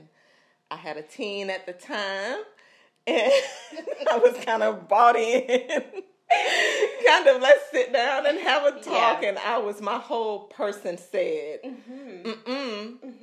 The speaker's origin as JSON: {"language": "English", "town": "Gray Court", "region": "South Carolina", "country": "United States", "tie": "born or raised there", "also_born_or_lived": "Waterloo, South Carolina", "moved": "yes", "said": "I'm from rural South Carolina, little town, two little towns actually, one called Waterloo and one called Gray Court."}